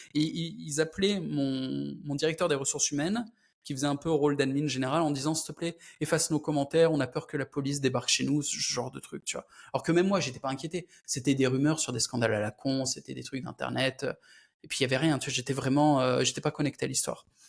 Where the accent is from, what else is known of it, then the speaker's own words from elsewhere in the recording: France; Je suis français aussi